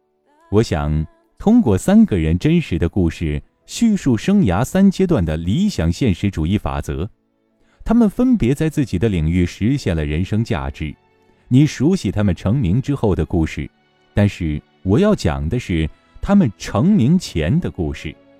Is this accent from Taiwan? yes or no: no; China; 作为一个典型的中国九年制义务教育下的学生，这应该是我和大部分中国人共享的鲁迅记忆。